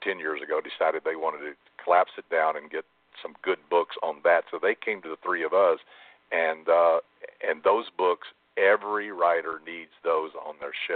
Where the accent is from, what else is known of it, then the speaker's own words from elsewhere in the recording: Alabama, United States; I'm from Alabama